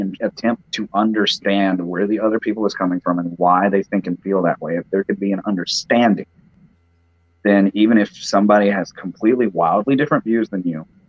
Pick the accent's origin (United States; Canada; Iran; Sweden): United States; the South; I was born and raised here in the South, and there are certain things about it that I like.